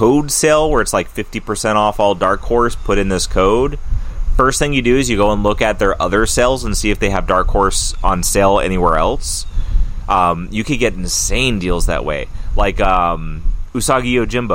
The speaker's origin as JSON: {"language": "English", "area": "Mojave Desert", "region": "California", "country": "United States", "tie": "born or raised there", "also_born_or_lived": "Santa Clarita, California", "moved": "yes", "lives_now": "Maine, United States", "said": "I grew up in the desert in California. I grew up in in the Mojave"}